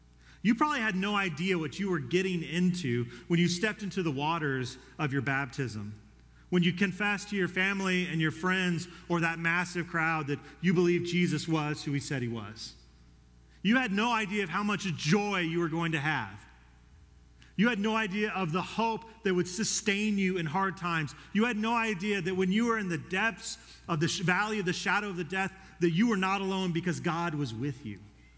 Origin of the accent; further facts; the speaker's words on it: Colorado, United States; When I came here from Colorado, I was one of like three people that I knew at ACU.